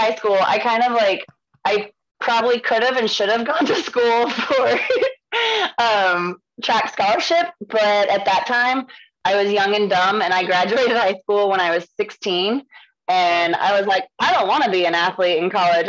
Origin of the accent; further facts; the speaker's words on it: Texas, United States; also born or lived in Virginia / Atlanta; now in Kansas, United States; most people know I am very proud that I am from Texas and born and raised. Yes, very much so. But currently, for the past 4 years or so, I have been living in the middle of nowhere in Kansas on a cattle ranch